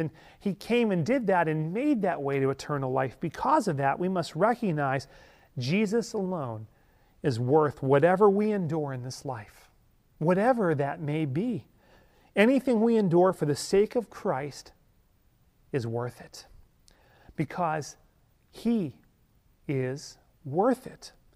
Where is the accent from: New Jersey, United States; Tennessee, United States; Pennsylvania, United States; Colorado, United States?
Pennsylvania, United States; Ellwood City; the five and dime in my hometown in Elwood City, Pennsylvania